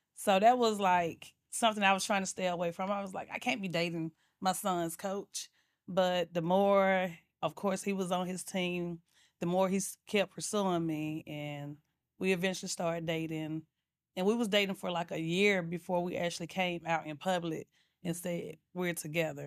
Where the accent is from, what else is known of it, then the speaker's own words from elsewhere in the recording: Atlanta, Georgia, United States; I'm from Atlanta, Georgia, born and raised